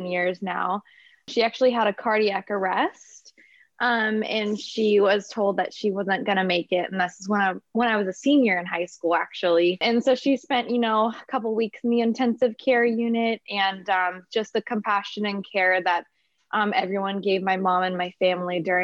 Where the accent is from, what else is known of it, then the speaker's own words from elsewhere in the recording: Napa, California, United States; also born or lived in Inglewood, California / Torrance, California / Hawthorne, California; I pretty much grew up here in Napa, so I've been up here.